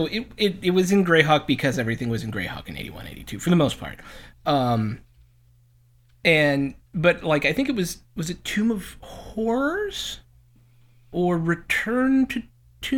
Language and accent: English; Cleveland, Ohio, United States; I'm from Cleveland